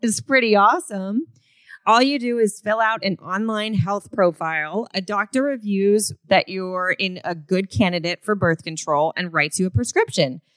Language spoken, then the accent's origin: English; Florida, United States; I grew up in Florida